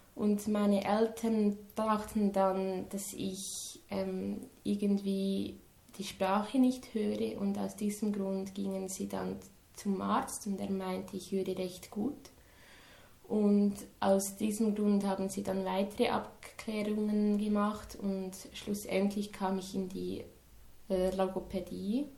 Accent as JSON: {"language": "German", "town": "Dagmersellen", "region": "Lucerne", "country": "Switzerland", "said": "Ich komme aus Dagmersellen. Das ist in der Nähe von Luzern."}